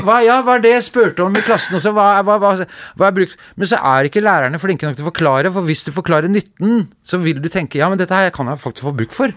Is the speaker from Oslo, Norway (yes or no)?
yes; Oslo, Norway; also born or lived in Veitvet, Groruddalen, Oslo / Trondheim; jeg er jo fra Grünerløkka opprinnelig, og så flytta jeg til Veitvet